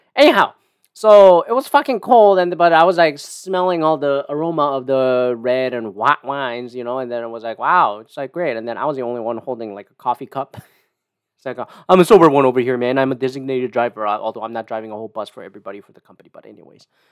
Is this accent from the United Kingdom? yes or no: no; Canada; I'm Canadian